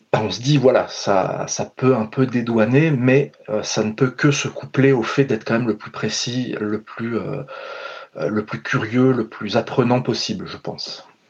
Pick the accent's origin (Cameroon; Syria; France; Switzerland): France; je suis français, blanc